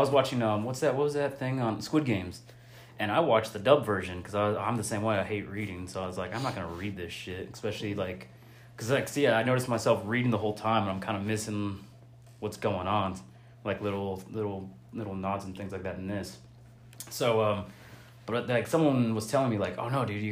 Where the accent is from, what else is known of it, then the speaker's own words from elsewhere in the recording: Phoenix, Arizona, United States; I'm from Phoenix